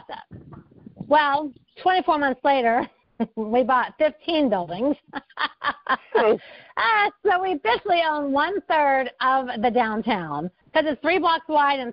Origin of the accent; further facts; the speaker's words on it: West Milton, Ohio, United States; I'm from West Milton, Ohio. So we were both raised in the Midwest